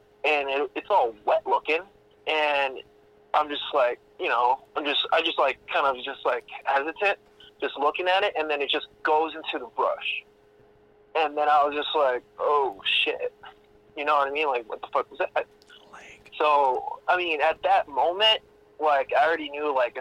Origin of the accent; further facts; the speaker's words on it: Florida, United States; moved away; I'm from Florida